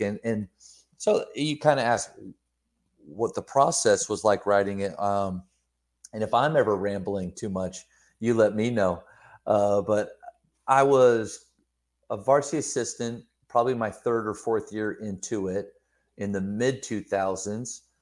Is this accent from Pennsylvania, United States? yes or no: yes; Pennsylvania, United States; moved away; also born or lived in Texas; Growing up in Pennsylvania, moving down to Texas for basketball